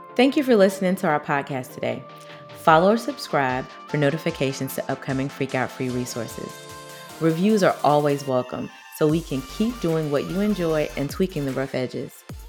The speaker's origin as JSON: {"language": "English", "country": "United States", "tie": "born or raised there", "said": "as a black girl growing up in America"}